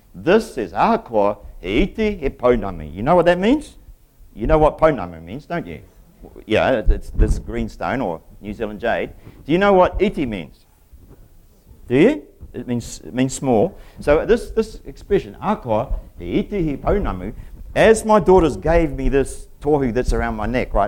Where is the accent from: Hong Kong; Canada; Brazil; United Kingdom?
United Kingdom; England; moved away; I'm English myself